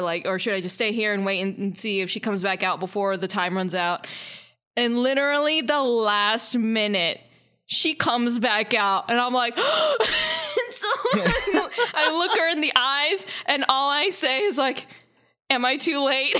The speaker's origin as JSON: {"language": "English", "town": "Charlotte", "region": "North Carolina", "country": "United States", "tie": "born or raised there", "moved": "yes", "said": "Charlotte is, uh, kinda like my hometown, or it's at least where I lived before here."}